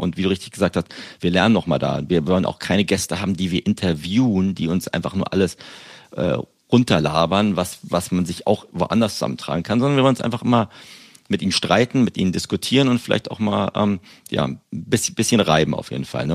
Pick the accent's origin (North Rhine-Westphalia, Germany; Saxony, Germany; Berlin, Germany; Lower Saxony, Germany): Berlin, Germany; now in United Kingdom; aus meiner Heimatstadt Berlin